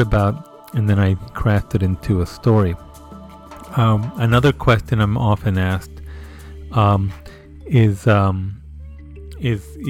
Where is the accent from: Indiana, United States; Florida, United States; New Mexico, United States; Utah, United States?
New Mexico, United States; Isleta; the neighborhood that I grew up in Isleta